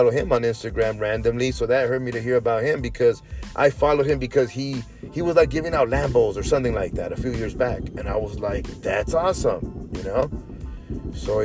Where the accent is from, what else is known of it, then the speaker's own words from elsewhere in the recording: Inglewood, California, United States; moved away as an adult; also born or lived in Orange County, California / El Salvador; now in Las Vegas, United States; I love Inglewood, man. I was there 37 years